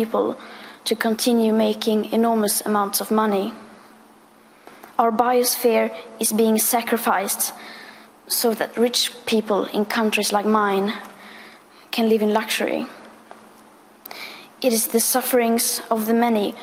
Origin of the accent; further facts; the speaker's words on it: Sweden; I am 15 years old and I'm from Sweden